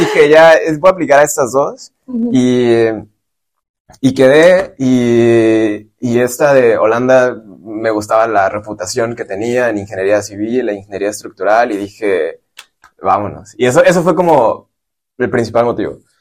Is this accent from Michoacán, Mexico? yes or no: yes; Michoacán, Mexico; moved away as an adult; now in San Francisco, United States; yo soy de Michoacán